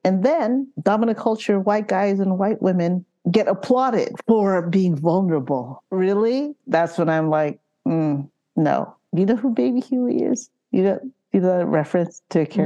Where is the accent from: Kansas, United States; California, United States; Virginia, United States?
California, United States; San Francisco; also born or lived in Philippines; Sunset District